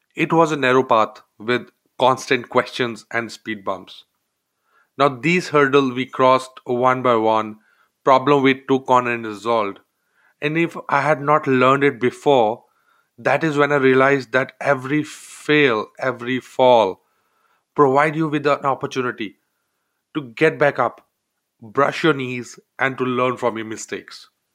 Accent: India; moved away as an adult; I grew up in India, a member of a large family

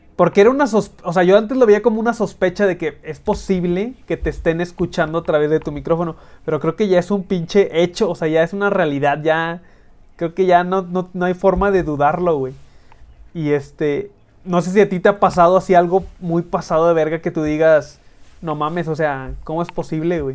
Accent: northern Mexico, Mexico; accent: norteño; con mi pinche acento norteño

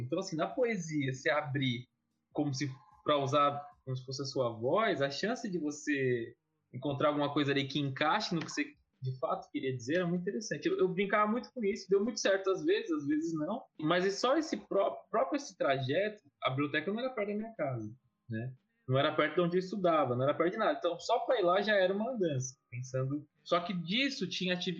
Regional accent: Guarulhos, São Paulo, Brazil; eu nasci em São Paulo, capital, mas fui, fui, fui para Guarulhos com nove, oito, nove anos, fui criança

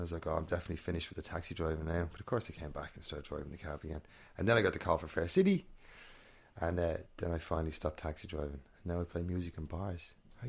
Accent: Northern Ireland, United Kingdom; born there; I was born in Northern Ireland, a lot of family up there.

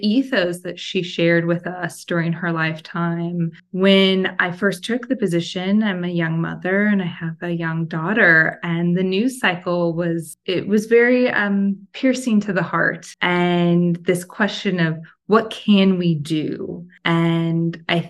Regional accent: Oregon, United States; moved away as an adult; also born or lived in Portland, Oregon / New York; now in Los Angeles, United States; I'm originally from Oregon. I went to school in Portland, which is a place that I still think of as home often

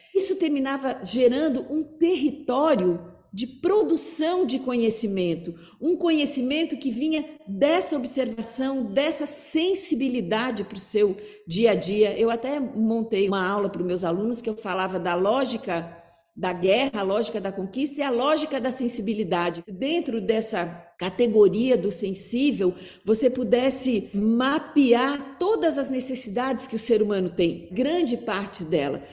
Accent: Curitiba, Paraná, Brazil; eu sou de Curitiba

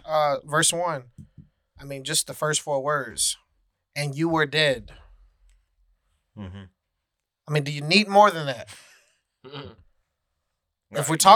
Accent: the South, United States; Yeah, I mean, we growing up in the South, you hear that analogy

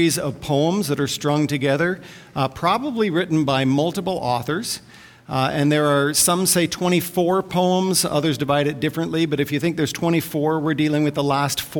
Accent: Vancouver, British Columbia, Canada; I'm from Vancouver

